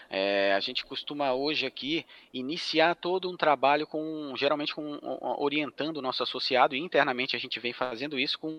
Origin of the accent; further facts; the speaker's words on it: Florianópolis, Santa Catarina, Brazil; sou natural de, de Florianópolis, Santa Catarina